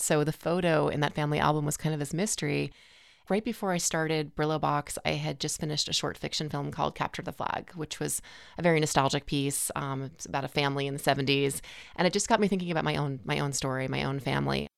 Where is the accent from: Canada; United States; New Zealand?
United States; New York City, New York; we had three kids and we were growing up in Manhattan